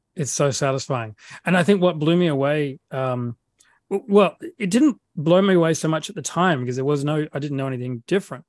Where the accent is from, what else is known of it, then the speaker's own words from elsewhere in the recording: Adelaide, South Australia, Australia; accent: Australian; moved away as an adult; now in Sydney, Australia; I grew up in uh, in South Australia in a city called Adelaide